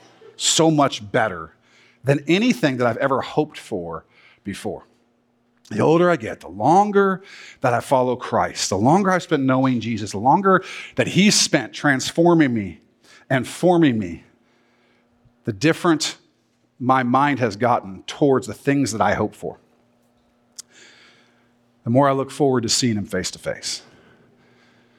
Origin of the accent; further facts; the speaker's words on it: Southern California, United States; moved away; also born or lived in Washington; We lived in Southern California. We're one of those people. I was born in Washington, though, so I'm allowed to come here. But we lived in Southern California when I was a kid